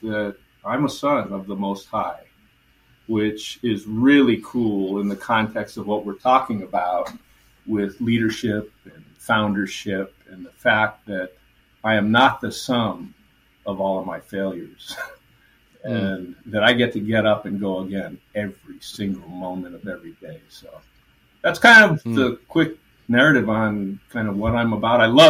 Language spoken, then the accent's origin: English; Honolulu, Hawaii, United States; Born and raised in Honolulu, Hawaii